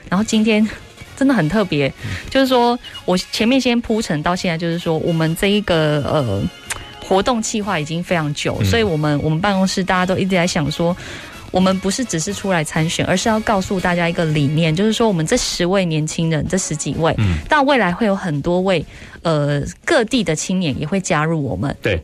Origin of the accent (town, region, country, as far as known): Dali and Wufeng, Taichung, Taiwan; born or raised there